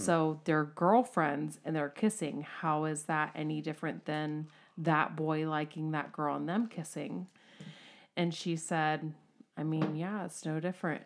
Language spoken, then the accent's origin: English; United States; We're American